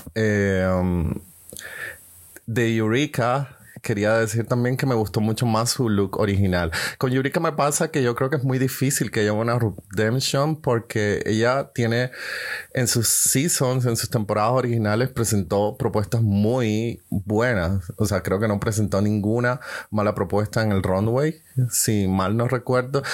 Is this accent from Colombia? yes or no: yes; Colombia; now in Germany; soy colombiano, vivo en Alemania